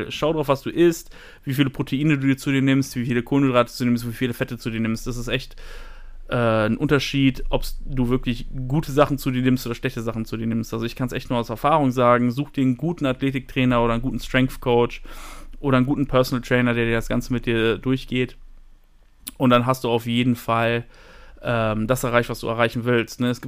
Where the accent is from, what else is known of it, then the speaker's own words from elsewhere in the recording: Paderborn, North Rhine-Westphalia, Germany; …, ich komme aus Paderborn. Gute alte Stadt.